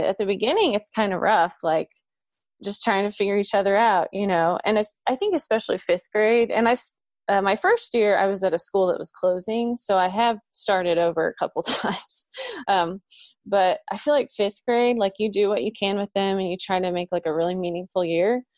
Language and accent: English; Oklahoma, United States; I'm from Oklahoma